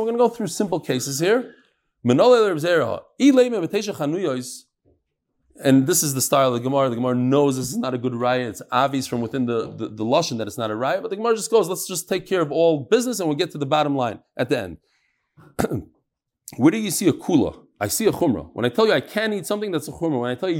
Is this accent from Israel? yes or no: yes; Bnei Brak, Central District, Israel; I grew up in Bnei Brak.